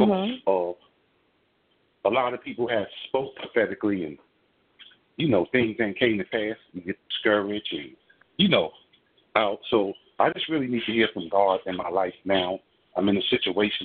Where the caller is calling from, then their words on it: New York City, New York, United States; I'm calling from Brooklyn, New York